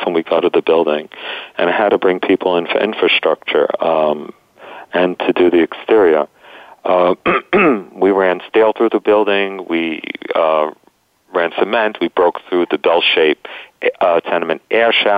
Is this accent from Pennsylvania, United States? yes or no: no; New York City, New York, United States; growing up on the Lower East, spending a lot of time on the Lower